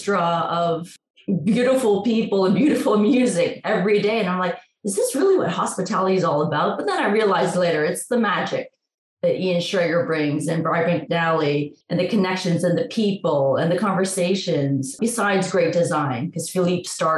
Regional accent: Toronto, Ontario, Canada; moved away; also born or lived in New York City, United States; I am originally from Toronto and I got to New York in the late 80s

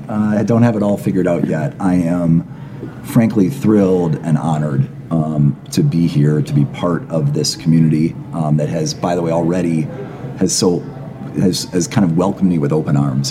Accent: Minneapolis, Minnesota, United States; moved away as an adult; also born or lived in San Francisco; I moved back to my hometown of Minneapolis

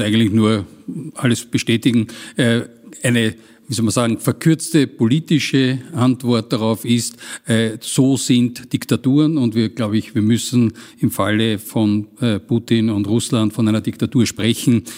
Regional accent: Austria; als Österreicher

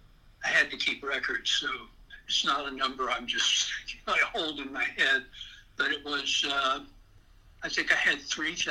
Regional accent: Augusta, Georgia, United States; accent: swamp-related Augusta accent; I'm originally from Augusta, Georgia, or Augusta, Georgia, because there's a swamp-related accent there that I had to outgrow

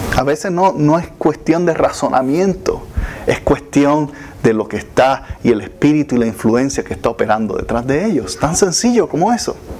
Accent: Puerto Rico; moved away; nosotros estábamos en Puerto Rico, de donde yo soy, estábamos muy cerca de la playa, la escuela quedaba bien cerca de la playa

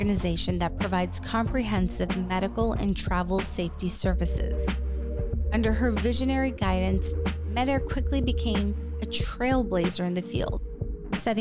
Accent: Richmond, California, United States; I grew up in California, in Richmond.

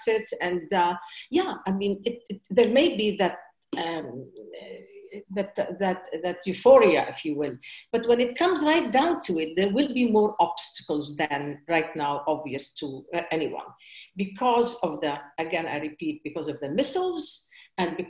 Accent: Lebanon; moved away; also born or lived in United States; I'm an American and I'm a Lebanese

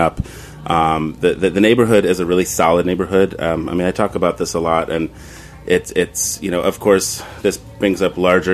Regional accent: New York City, New York, United States; I was raised in Long Island City

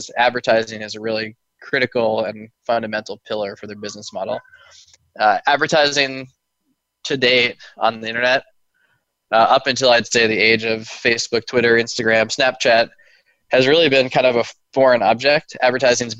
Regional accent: Oakland, California, United States; also born or lived in Palo Alto / San Francisco / Berkeley; Born and raised in Oakland, California, and have never left

